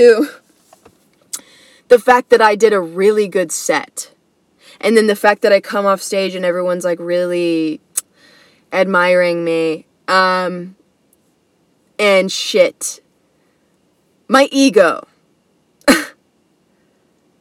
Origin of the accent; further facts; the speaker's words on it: United States; being an American, you know, being born as an American